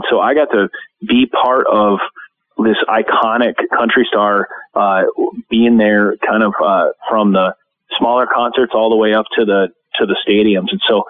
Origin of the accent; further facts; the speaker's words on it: Minnesota, United States; I'm a Minnesotan.